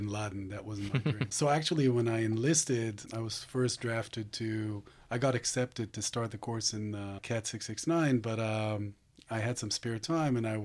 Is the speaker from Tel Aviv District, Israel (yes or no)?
no; Haifa, Haifa District, Israel; moved away; also born or lived in East Lansing, Michigan, United States; I was born in Haifa. I grew up part of my life in the U.S., in Michigan, East Lansing.